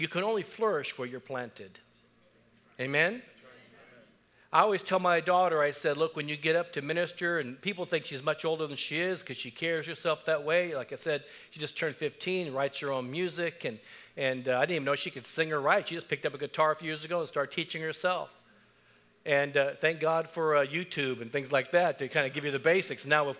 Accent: Japan; born there; I was born in Japan. My mother was Japanese. My dad was from Texas. My stepdad was also from Texas. They were military.

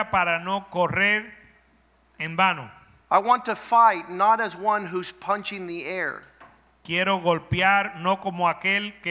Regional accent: Florida, United States; I grew up in my in Florida.

